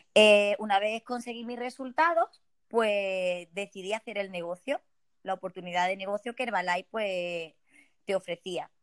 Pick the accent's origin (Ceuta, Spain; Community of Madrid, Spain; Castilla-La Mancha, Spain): Ceuta, Spain; soy de Ceuta, soy española